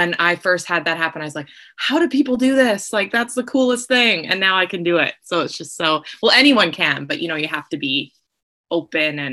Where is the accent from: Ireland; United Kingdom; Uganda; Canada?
Canada; Vancouver, British Columbia; I'm from Vancouver, BC